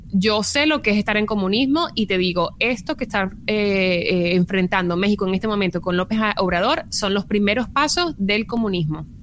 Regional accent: Venezuela; now in United States; como inmigrante venezolana que pues no he, no he, podido regresar a mi país

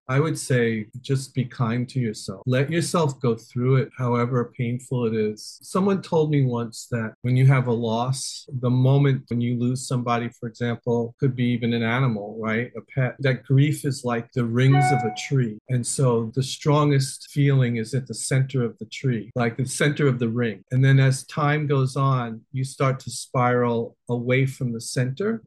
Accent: New York City, New York, United States; I grew up in New York City, in Manhattan and Queens

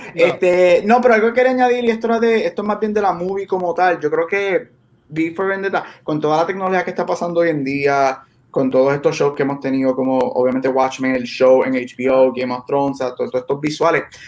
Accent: Puerto Rico; nosotros somos latinos y boricuas

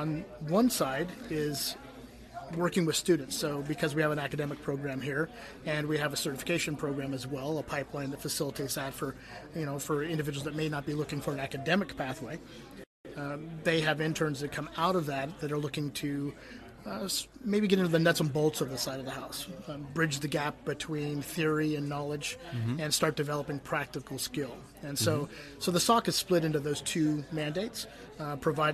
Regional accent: Silicon Valley, California, United States; now in North Carolina, United States; I grew up in Silicon Valley, in and out of the city, so I've been around computers my entire life.

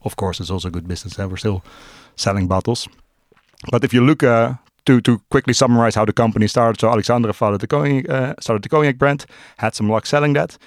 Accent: Amsterdam, North Holland, Netherlands; born and raised in Amsterdam. Uh, still live in Amsterdam.

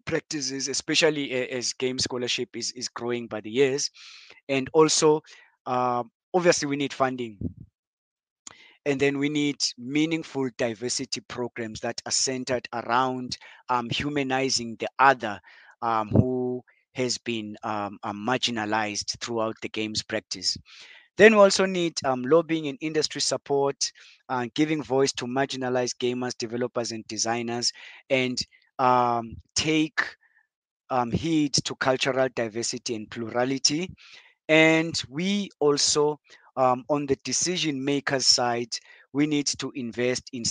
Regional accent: Cape Town, Western Cape, South Africa; now in Johannesburg, South Africa; I'm originally from Cape Town. So before I came to Johannesburg

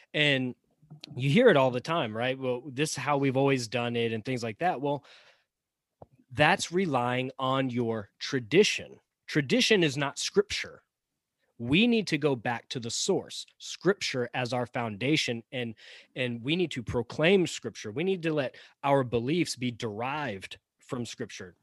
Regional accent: the South, United States; Chris and I live in the South, we grew up in the South

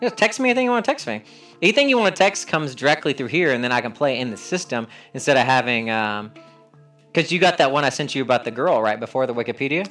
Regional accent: North Carolina, United States; moved away; also born or lived in Washington, D.C. / Philadelphia; I again from North Carolina

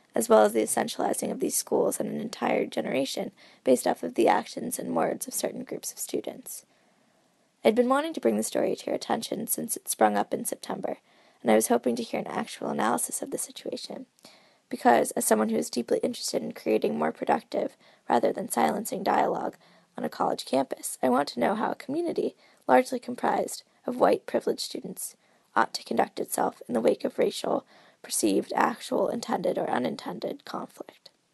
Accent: Pittsburgh, Pennsylvania, United States; I'm from Pittsburgh

